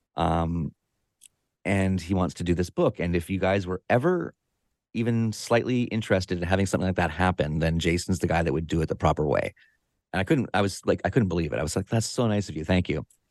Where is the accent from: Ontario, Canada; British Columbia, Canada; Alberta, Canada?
British Columbia, Canada; Victoria; I live in Victoria, B C, Canada, right here on the southern tip of Vancouver Island, uh, on the Pacific Ocean. And this is my hometown.